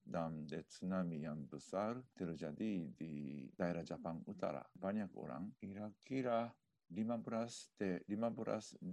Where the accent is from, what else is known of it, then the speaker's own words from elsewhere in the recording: Japan; Indonesian is a second language; now in Indonesia; Saya orang Jepang. Eh, tapi de, sudah lama melaksanakan de, aktivitas di Indonesia.